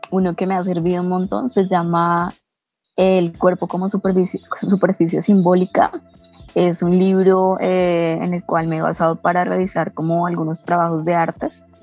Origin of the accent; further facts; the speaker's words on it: Ibagué, Tolima, Colombia; colombiana, nací en una ciudad que se llama Ibagué. Es la ciudad, eh, digamos, como amortiguador del Parque Nacional Natural de los Nevados, el Nevado del Tolima, es como el pie de ruta eh, en mi ciudad.